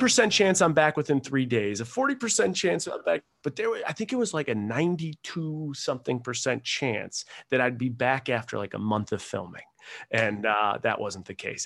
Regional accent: Buffalo, New York, United States; moved away as an adult; also born or lived in Rochester, New York / Seattle, Washington; I was born in Buffalo, New York

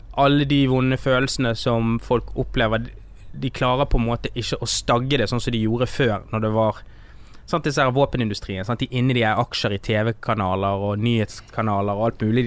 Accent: Norway; jeg vokste opp i Norge, da eh, når jeg var liten

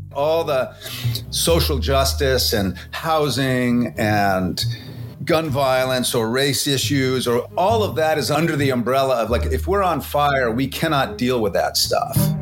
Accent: Vancouver, British Columbia, Canada; I'm from Vancouver

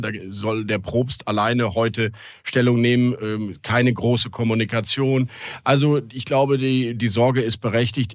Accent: Rhineland, Germany; ich als rheinischer Katholik echt gläubig

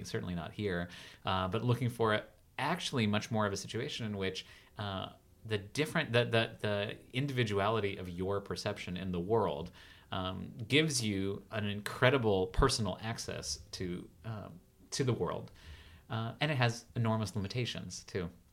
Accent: United States; also born or lived in Los Angeles; I'm still such an American artist

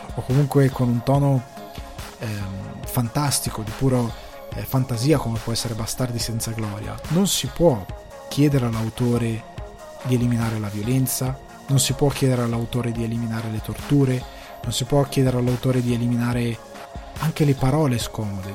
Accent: Italy; now in Ireland

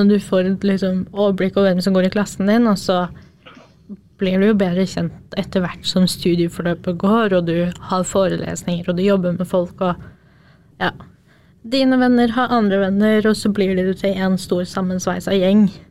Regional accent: Jevnaker, Innlandet, Norway; moved away as an adult; now in Trondheim, Norway; er opprinnelig fra Jevnaker, et lite sted på Østlandet

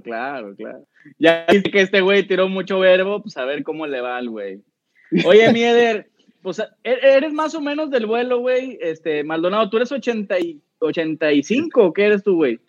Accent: Monterrey, Nuevo León, Mexico; nosotros que somos regios

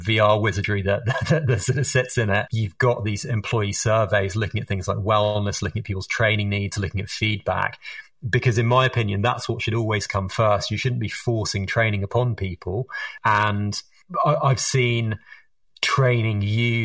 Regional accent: England, United Kingdom; accent: Harry Potter accent; moved away; also born or lived in United States; as you can tell from my Harry Potter accent, I am British or English originally, but I spent a lot of my time over in the United States

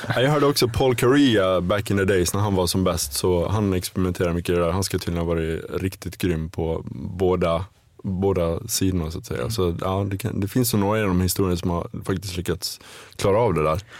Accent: between Ludvika and Smedjebacken, Dalarna County, Sweden; moved away as an adult; det är nog mellan Ludvika och Smedjebacken i Dalarna där jag är uppvuxen. Det räknar jag for, fortfarande som hem trots att jag inte bott där egentligen på närmare 20 år.

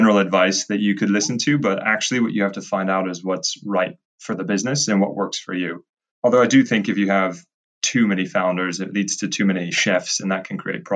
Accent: United States; moved away as an adult; also born or lived in Edinburgh / Cambridge; being American

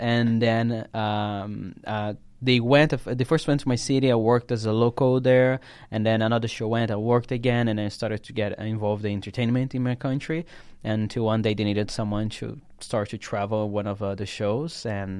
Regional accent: Brasilia, Federal District, Brazil; Brasilia, in Brazil.

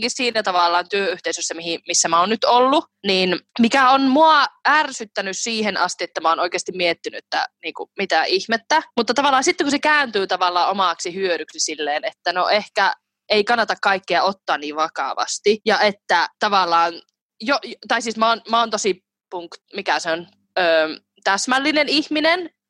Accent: Finland; kun mä oon kasvanut siihen Suomessa

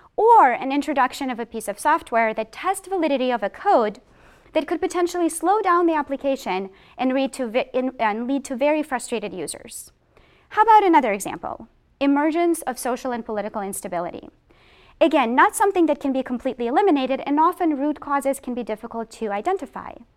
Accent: Boston, Massachusetts, United States; I am from Boston

